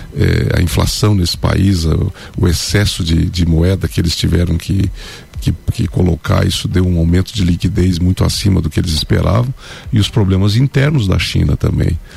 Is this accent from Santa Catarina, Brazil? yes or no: yes; Lages, Santa Catarina, Brazil; Eu vivo, nasci em Lages, né? Meus pais sempre viveram aqui